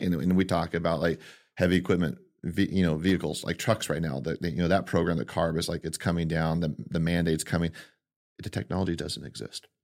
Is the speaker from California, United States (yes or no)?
yes; Modesto, California, United States; born and raised in Modesto